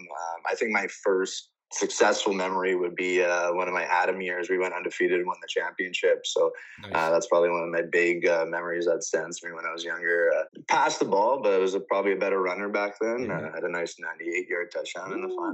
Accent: Winnipeg, Manitoba, Canada; I grew up in the River East area

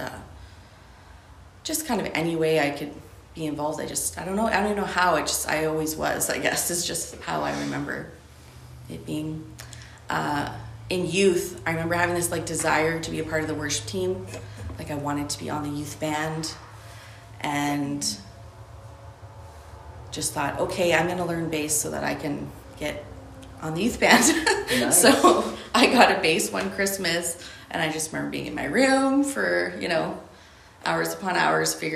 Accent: Ontario, Canada; moved away as an adult; also born or lived in Alberta; I grew up in Ontario.

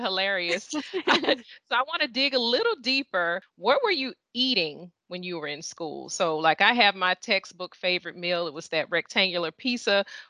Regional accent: Birmingham, Alabama, United States; I'm from Birmingham, Alabama

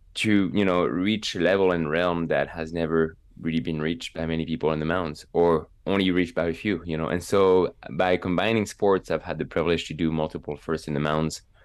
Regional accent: Megève, Auvergne-Rhône-Alpes, France; English is a second language; moved away as an adult; also born or lived in Evreux, France; now in United States; my hometown of Megève in the Alps

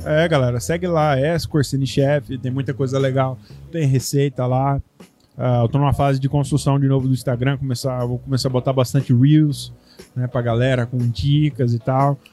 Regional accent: Brazil; moved away; sou brasileiro

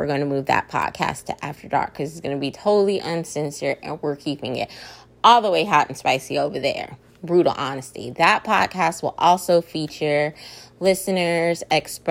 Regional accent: Austin, Texas, United States; I'm from Austin, Texas

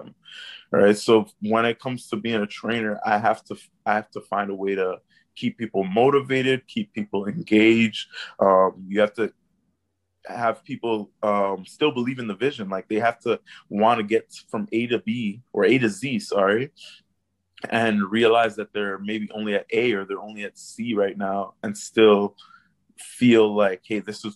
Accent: Canada; my upbringing as a poor person of color, I think, growing up in Canada

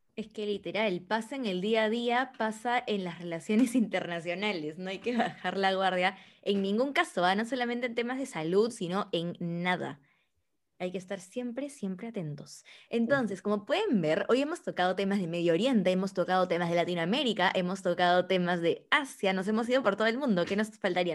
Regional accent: Peru; nosotros como peruanos

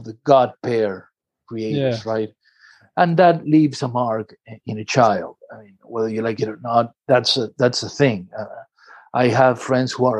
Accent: Buenos Aires, Argentina; now in Dorking, United Kingdom; I grew up in a city called Buenos Aires in Argentina

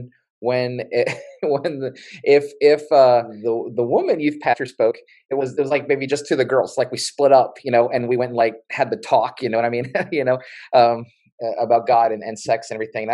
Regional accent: West Virginia, United States; I grew up in West Virginia

